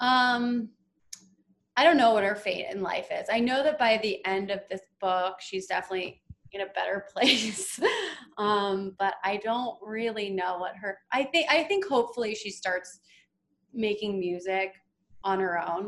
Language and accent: English; East Coast, United States; now in Los Angeles, United States; I'm from the East Coast